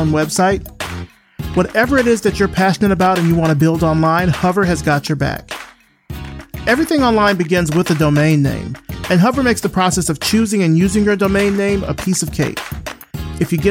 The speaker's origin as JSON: {"language": "English", "town": "Selma", "region": "Alabama", "country": "United States", "tie": "born or raised there", "said": "my hometown of Selma, Alabama."}